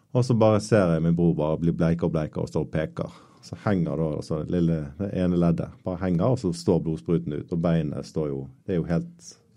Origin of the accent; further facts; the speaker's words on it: Bergen, Vestland, Norway; jeg vokste opp eh, på Søreide